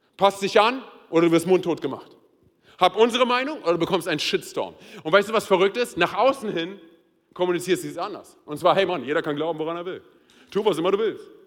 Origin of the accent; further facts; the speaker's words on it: Berlin, Germany; moved away as an adult; now in Hesse, Germany; meine Frau und ich, wir sind ja Berliner. Und wir sind als Berliner hier nach, hier nach Hessen gekommen.